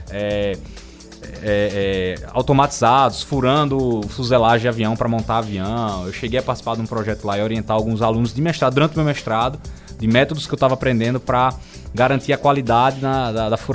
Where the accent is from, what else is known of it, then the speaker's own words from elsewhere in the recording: Alagoas, Brazil; é uma das coisas que eu faço questão de falar cara, eu sou alagoano.